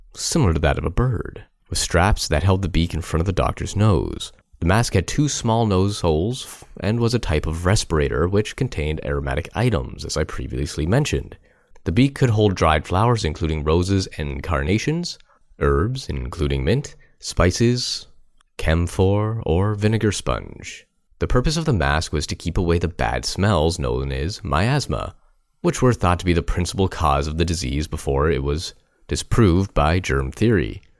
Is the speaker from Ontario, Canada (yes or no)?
yes; Guelph, Ontario, Canada; here in my hometown of Guelph